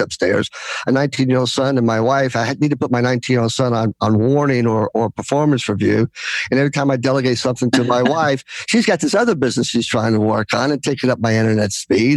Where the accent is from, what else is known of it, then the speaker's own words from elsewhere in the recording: United States; I'm Greek American, so I come from a very gregarious background, family